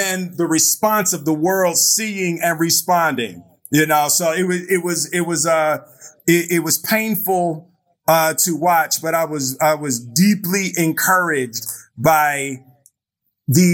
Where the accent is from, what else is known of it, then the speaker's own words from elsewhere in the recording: Philadelphia, Pennsylvania, United States; I grew up in Philadelphia